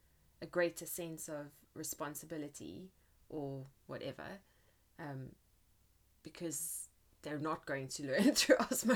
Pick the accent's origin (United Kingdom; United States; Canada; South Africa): South Africa; born or raised there; moved away